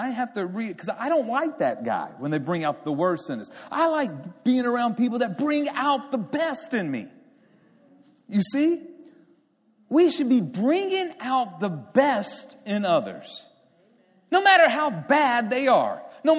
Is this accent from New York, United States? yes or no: no; Beeville, Texas, United States; born there; I was born in Beeville, Texas, South Texas.